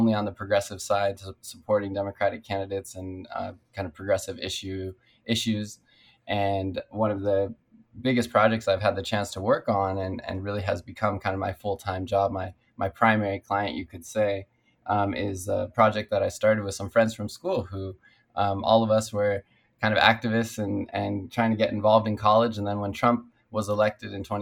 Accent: Culver City, California, United States; I grew up in Culver City on the west side, and my city has changed quite a bit. When I moved here with my parents, I was only 3 years old

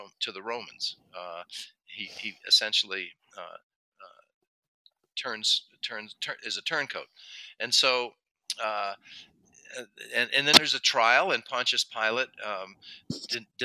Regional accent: United States; now in Mexico; I'm an American living in Mexico

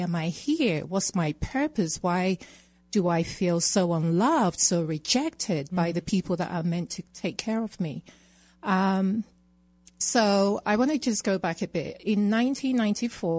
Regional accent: England, United Kingdom; accent: British; moved away as an adult; also born or lived in Ghana; now in Colorado, United States; I was born in Ghana and raised in England

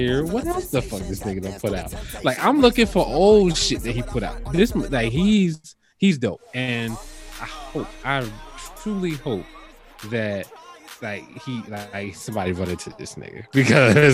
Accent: New Jersey, United States; I'm from Jersey

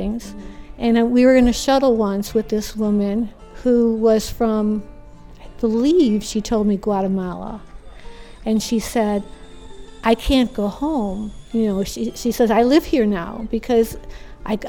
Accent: New York, United States; moved away as an adult; now in Florida, United States; I'm from the North. I'm from New York

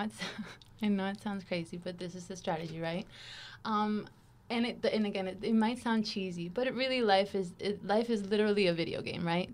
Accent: Caracas, Capital District, Venezuela; moved away as an adult; also born or lived in Miami, Florida / Washington State; now in United States; I'm originally from Caracas, Venezuela

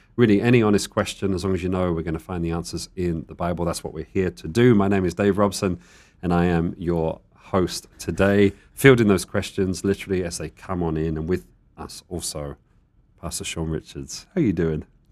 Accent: United Kingdom; now in Tucson, United States; I'm the British person

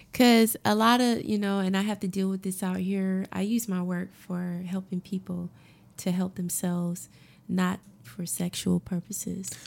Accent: Augusta, United States; moved away as an adult; also born or lived in South Africa / West Africa / Caribbean / Harlem, New York; I'm from Augusta. Yep, I'm from Augusta and grew up all my life, born and raised

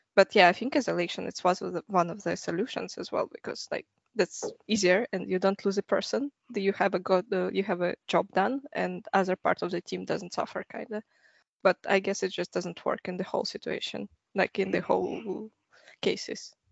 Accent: Russia; moved away as an adult; also born or lived in Canada; now in Stockholm, Sweden; I'm from Russia, so I started my career in Russia

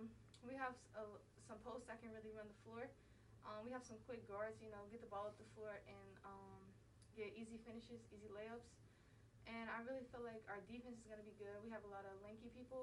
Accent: Cobb County, Georgia, United States; I am from Cobb County, so I want to be close to home.

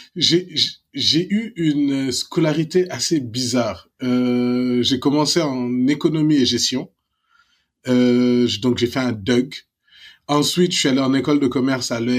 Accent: Dakar, Senegal; moved away as an adult; Je suis né à la clinique Pasteur. J'ai grandi immeuble Alpha à 500 mètres de la clinique Pasteur

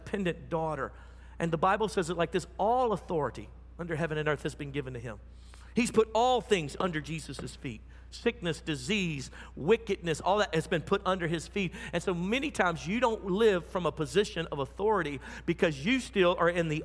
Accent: United States; I'm American.

